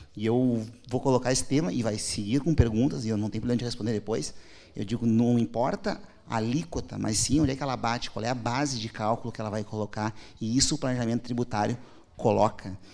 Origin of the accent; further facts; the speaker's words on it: Porto Alegre, Rio Grande do Sul, Brazil; Eu nasci em Porto Alegre